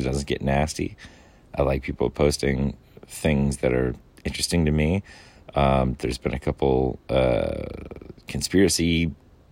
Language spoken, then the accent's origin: English; Myrtle Beach, South Carolina, United States; moved away as an adult; also born or lived in Pasadena, California; my hometown, you know, here in Myrtle Beach